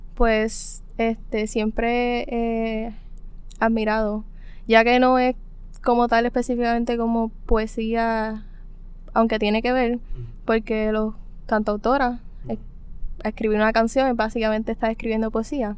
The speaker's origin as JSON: {"language": "Spanish", "town": "Cabo Rojo", "country": "Puerto Rico", "said": "soy de Cabo Rojo"}